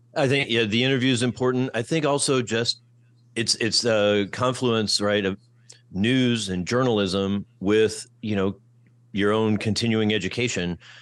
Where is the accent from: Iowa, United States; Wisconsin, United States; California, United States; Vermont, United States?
Iowa, United States; Iowa City; moved away as an adult; also born or lived in Kentucky / Detroit; my hometown, Iowa City, Iowa